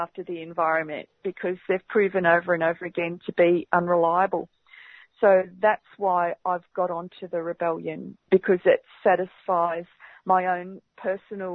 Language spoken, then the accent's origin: English; Barham, New South Wales, Australia; now in Melbourne, Australia; I grew up on Barabarapa land, up at Barham, just like you said, up on the Murray River